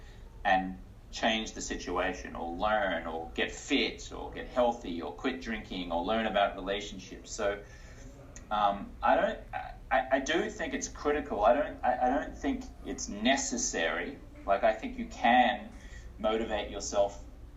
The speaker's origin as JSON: {"language": "English", "country": "Australia", "also_born_or_lived": "United States", "moved": "yes", "lives_now": "New York City, United States", "said": "I'm an Australian-American investor and health expert"}